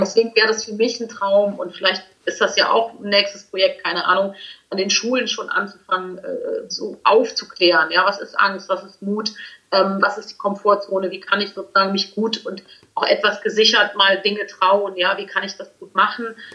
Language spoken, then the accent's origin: German; Cologne, North Rhine-Westphalia, Germany; Als echte Kölnerin